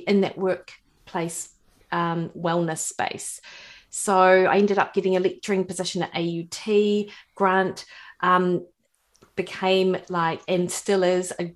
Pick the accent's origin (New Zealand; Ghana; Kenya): New Zealand; Dunedin, Otago; accent: rolling R; moved away as an adult; now in Auckland, New Zealand; I grew up in Dunedin, actually. So born and bred, Ravensbourne, West Harbour